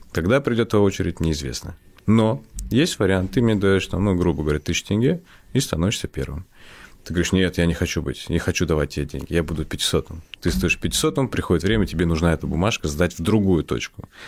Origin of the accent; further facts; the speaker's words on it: Kazakhstan; born there; Я родился в Казахстане, все.